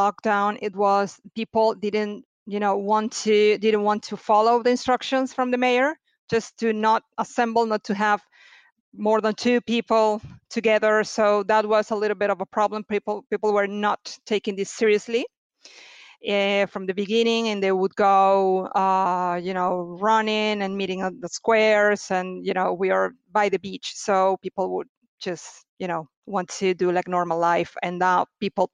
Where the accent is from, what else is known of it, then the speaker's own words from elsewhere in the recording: Venezuela; moved away as an adult; now in Bari, Italy; I'm from Venezuela originally. Today, it's 10 years that I moved in Italy